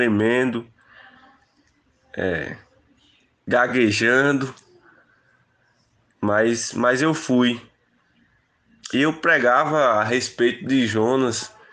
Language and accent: Portuguese; Barra do Tarrachil, Bahia, Brazil; now in Petrolina, Brazil; vim de Barra do Tarraxil em direção à Petrolina, fiz o seminário teológica